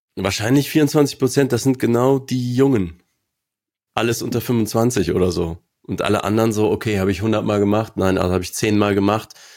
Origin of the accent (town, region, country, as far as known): Aachen, North Rhine-Westphalia, Germany; born or raised there